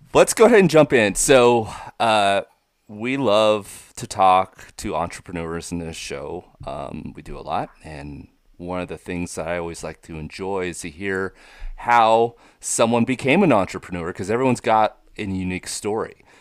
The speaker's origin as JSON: {"language": "English", "area": "the Northwest", "region": "Pacific Northwest", "country": "United States", "tie": "born or raised there", "said": "I grew up in the Northwest part of the country"}